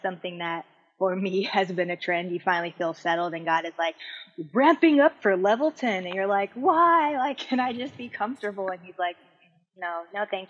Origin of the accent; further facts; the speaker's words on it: Hawaii, United States; I'm from Hawaii. I forgot to say that. So I lived in Hawaii